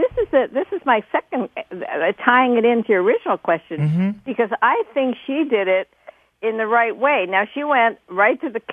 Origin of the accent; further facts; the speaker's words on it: New York City, New York, United States; I grew up in New York City, and I went to a Harlem church in 1962